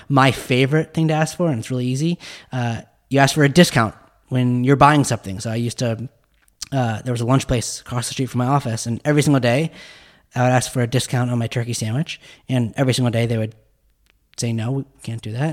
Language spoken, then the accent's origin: English; Park City, Utah, United States; I grew up in Park City, Utah